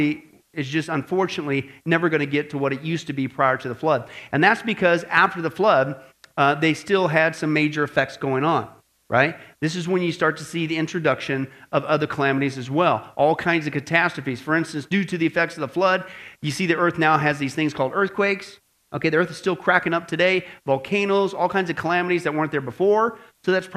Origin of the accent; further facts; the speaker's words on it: Kansas, Nebraska, Midwest, United States; I grew up in Kansas, Nebraska